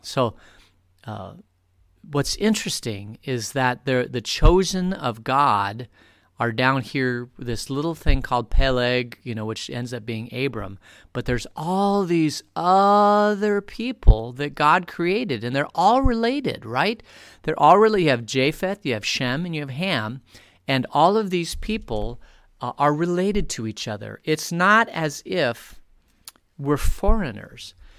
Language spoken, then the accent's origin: English; Phoenix, Arizona, United States; now in Vail, United States; I grew up in Phoenix